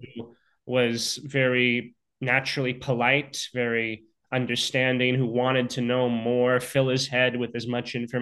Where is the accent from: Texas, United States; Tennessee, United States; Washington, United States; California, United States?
California, United States; Lafayette; moved away; I have not been back to my hometown of Lafayette in years